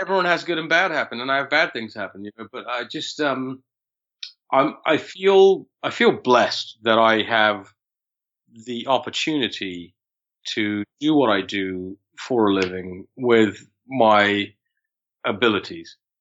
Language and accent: English; London, United Kingdom; born or raised there